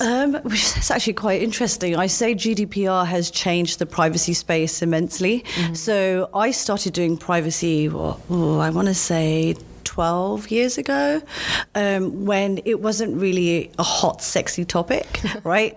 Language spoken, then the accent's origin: English; London, United Kingdom; I'm from London